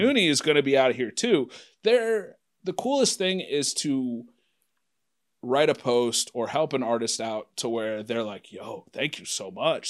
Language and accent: English; Anderson, Ohio, United States; I'm from Anderson